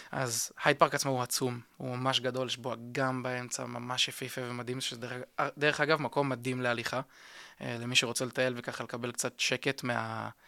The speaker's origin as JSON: {"language": "Hebrew", "region": "England", "country": "United Kingdom", "said": "תראה, וגם בתור אנגלי בסופו של דבר תמיד גדלתי על אה, סיפורים של משפחת המלוכה"}